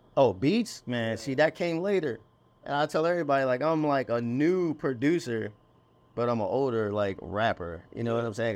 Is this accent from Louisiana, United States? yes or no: no; Annapolis, Maryland, United States; moved away as an adult; also born or lived in Anne Arundel County, Maryland / Glen Burnie, Maryland; now in Baltimore, United States; born in Annapolis, Maryland, then I lived all throughout, like, Anne Arundel County, which is, uh, twenty minutes south of Baltimore.